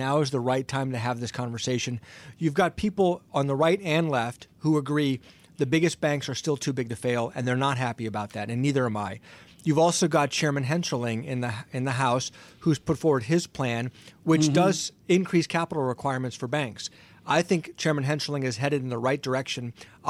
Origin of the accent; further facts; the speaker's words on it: Ohio, United States; Listen, unfortunately, I was born and raised in Ohio, and I'm unfortunately a lifelong Browns fan.